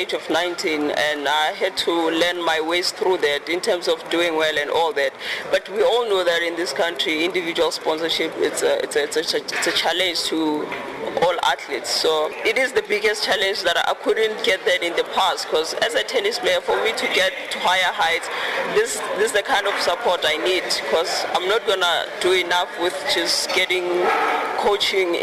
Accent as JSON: {"language": "English", "region": "Limpopo", "country": "South Africa", "tie": "born or raised there"}